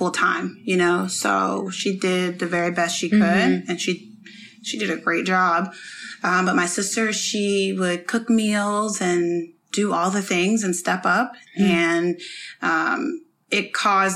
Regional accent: upstate New York, United States; also born or lived in Columbus, Georgia / Germany; we moved to New York, upstate New York. And that's where I grew up

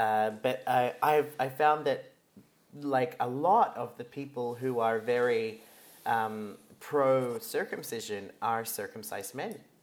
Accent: Australia; proud of being Australian

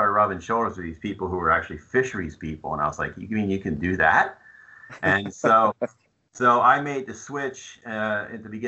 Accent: New Jersey, United States; moved away as an adult; also born or lived in Virginia; I grew up in New Jersey.

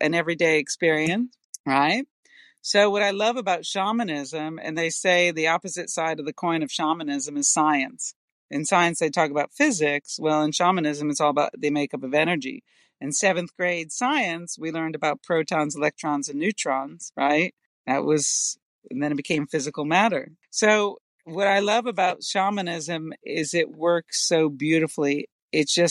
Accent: East Coast, United States; growing up on the East Coast

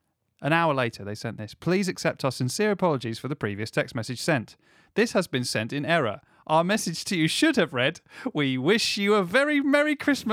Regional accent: Scotland, United Kingdom; now in Doncaster, United Kingdom; I don't know why I'm Scottish, I just moved to Doncaster.

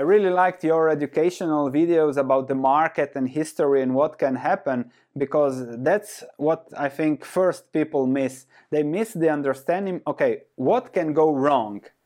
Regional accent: Croatia; I was born and raised in Croatia, which was Yugoslavia before

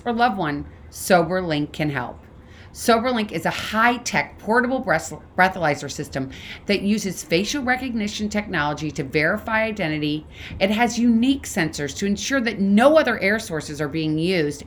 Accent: St. Louis, Missouri, United States; Another person from St. Louis, actually, my hometown.

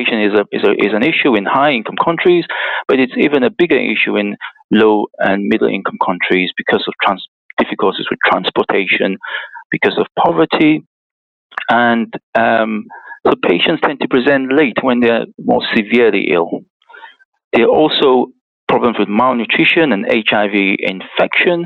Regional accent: Cameroon; now in Liverpool, United Kingdom; Although I'm calling from Liverpool and presenting from Liverpool, I'm originally from Cameroon

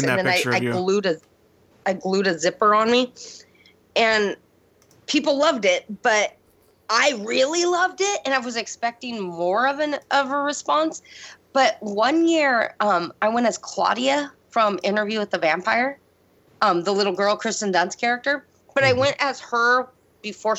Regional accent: Auburn, Washington, United States; moved away; There's this town where I grew up in Auburn

